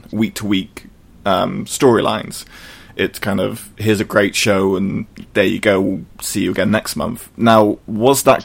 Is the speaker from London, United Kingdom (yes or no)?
no; Brighton, South East England, United Kingdom; I'm from Brighton